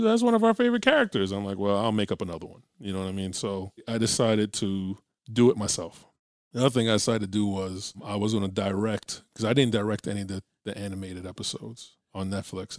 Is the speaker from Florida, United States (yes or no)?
yes; Florida, United States; I'm from Florida